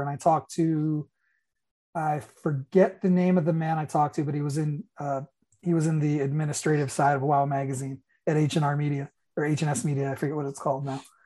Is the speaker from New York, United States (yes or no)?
yes; New York, United States; moved away as an adult; also born or lived in Florida; I lived in a part of New York where it took us a really long time to get cable